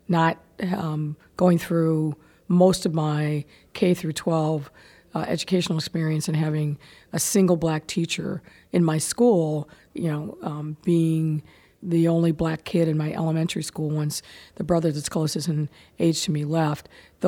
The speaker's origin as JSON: {"language": "English", "town": "Massillon", "region": "Ohio", "country": "United States", "tie": "born or raised there", "said": "growing up in Maslin, in a pretty segregated city where my family lived on the west side of town"}